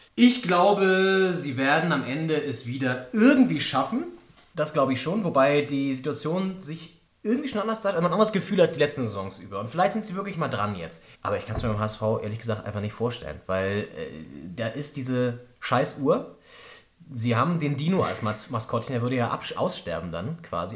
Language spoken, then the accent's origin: German; Flensburg, Schleswig-Holstein, Germany; now in Berlin, Germany; In Flensburg, ganz oben an der, an der Grenze zu Dänemark